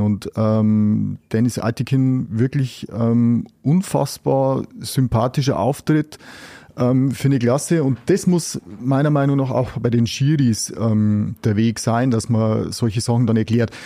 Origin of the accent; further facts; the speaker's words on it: Germany; bei uns in Deutschland